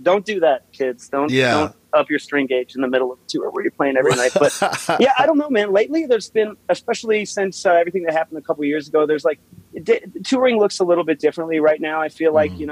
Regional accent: Cheyenne, Wyoming, United States; also born or lived in St. Louis, Missouri / Denver, Colorado; I grew up in Wyoming. I was born in St. Louis, and when I was about 5 or 6, we moved out to Wyoming.

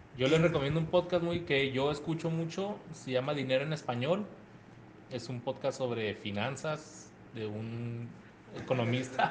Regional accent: El Paso, Texas, United States; yo nací en El Paso, Texas

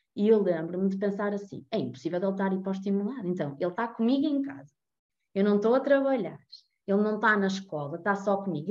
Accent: Porto, Norte, Portugal; tenho 33 anos, sou do Porto

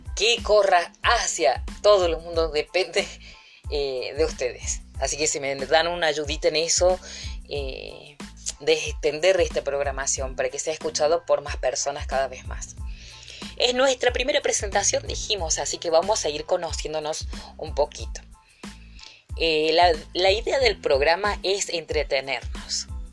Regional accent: Villa del Totoral, Córdoba, Argentina; pasear por las calles de mi pueblo, eh, ver las casonas con ese aire colonial que abundan aquí en Villa del Doctoral

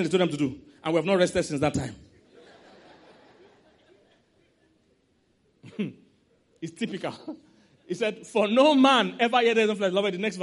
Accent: Nigeria

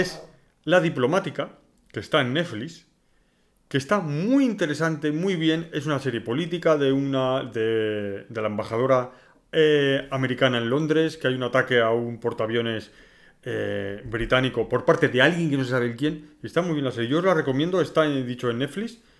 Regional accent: northern Spain, Spain; nosotros somos del norte también

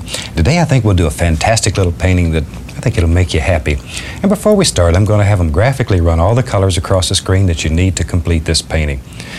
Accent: the South, United States; I was born and raised in the South, and I have a tendency to say okra.

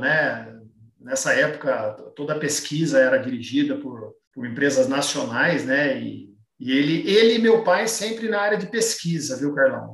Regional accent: Campinas, São Paulo, Brazil; Eu sou natural de Campinas

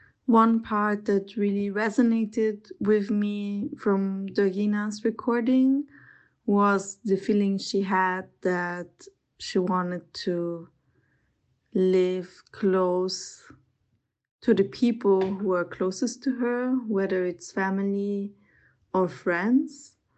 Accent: Vienna, Austria; I'm 29 years old. I'm from Vienna. I grew up here. My mom is Italian. My dad is half Australian, half Austrian, so I come from quite a multicultural background

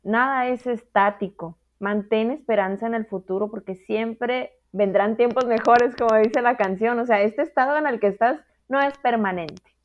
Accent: Mexico

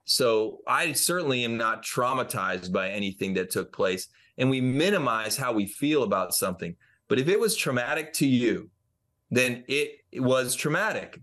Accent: Franklin, Tennessee, United States; my hometown of Franklin, Tennessee

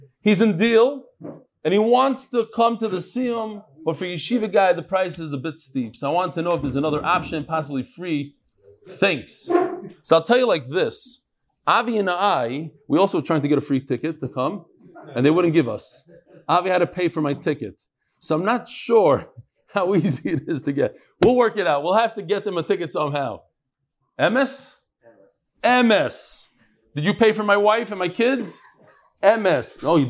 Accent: Lakewood, New Jersey, United States; So, okay. I'm from Lakewood, New Jersey.

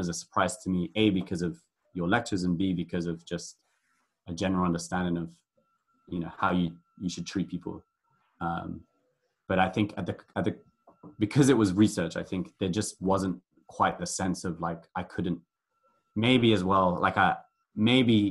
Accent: London, United Kingdom; moved away as an adult; growing up in London, is that it's just so multicultural

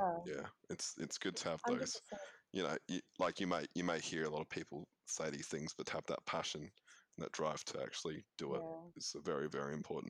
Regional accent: Geraldton, Western Australia, Australia; I do happen to be from Geraldton as well, grew up in my informative years there. Luckily, I'm not stuck there. In terms of like, you know, living my whole life there, I moved to Perth

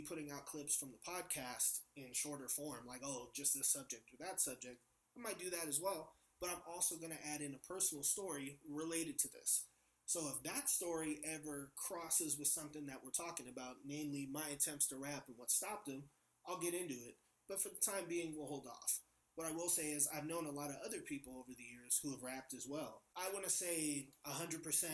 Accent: San Francisco, California, United States; I'm from San Francisco. My neighborhood is called Bernal Heights

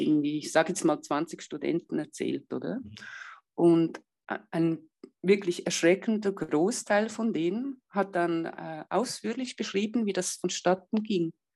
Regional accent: Switzerland; bei uns in der Schweiz

